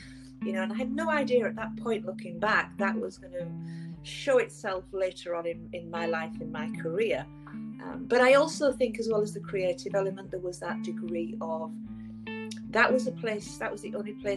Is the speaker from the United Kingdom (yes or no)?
yes; England, United Kingdom; moved away as an adult; now in Vancouver, Canada; I'm originally from England, and I emigrated here 10 years ago